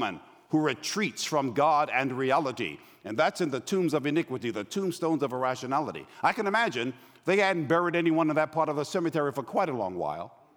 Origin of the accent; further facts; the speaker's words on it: New York, United States; also born or lived in Los Angeles; now in Atlanta, United States; I'm from New York. I currently live in Atlanta. I lived in LA before I went back home.